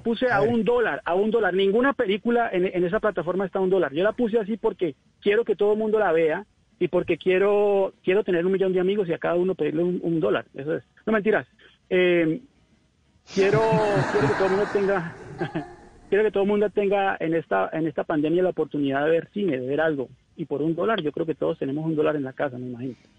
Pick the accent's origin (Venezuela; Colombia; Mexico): Colombia; Cali, Valle del Cauca; moved away; yo soy de Cali, Colombia, Chontaduro, …, Calle Quinta